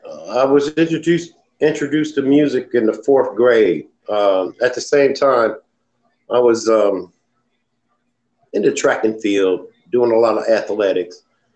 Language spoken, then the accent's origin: English; Dayton, Ohio, United States; also born or lived in Anchorage / Panama City; I was born in Anchorage, Alaska. but I grew up here in Dayton, Ohio, and down south in Panama City, back and forth, Panama City, Alabama, and here.